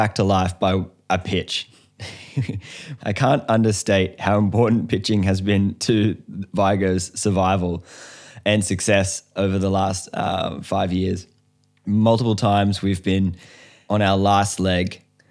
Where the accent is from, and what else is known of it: Australia